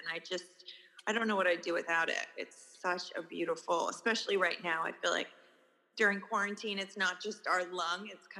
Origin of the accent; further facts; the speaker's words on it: New York City, New York, United States; 65th Street. And then I moved downtown with an ex-primate. And it just didn't feel like home to me